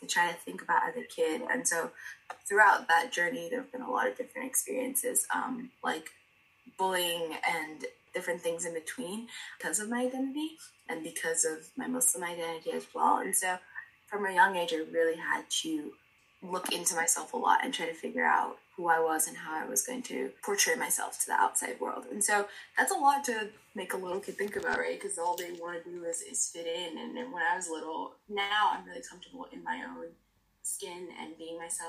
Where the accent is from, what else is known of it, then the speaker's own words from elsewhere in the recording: Miami, Florida, United States; I'm from Miami